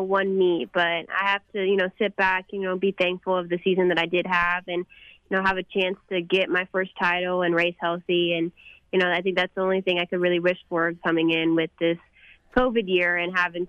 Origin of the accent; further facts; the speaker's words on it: McKinney, Texas, United States; my hometown of McKinney